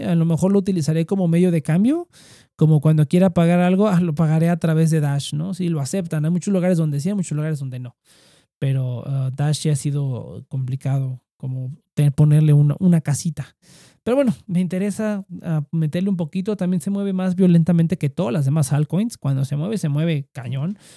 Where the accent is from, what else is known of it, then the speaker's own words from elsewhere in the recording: Mexico; como mexicanos